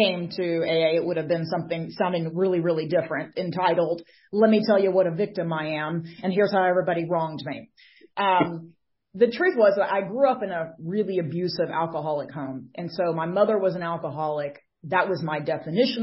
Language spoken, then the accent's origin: English; Atlanta, Georgia, United States; I am from the Atlanta, Georgia area.